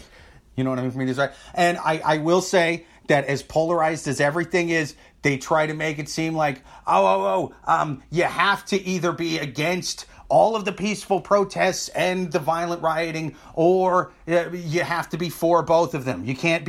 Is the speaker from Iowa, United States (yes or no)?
yes; Iowa, United States; Yeah, I'm from Iowa. I know.